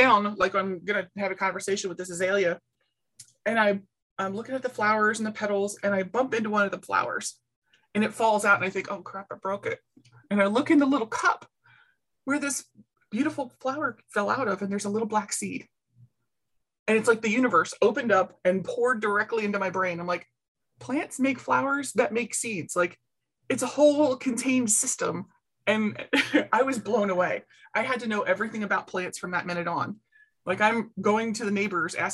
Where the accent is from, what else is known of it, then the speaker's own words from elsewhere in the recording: Baltimore, Maryland, United States; I grew up in Baltimore City, like Baltimore City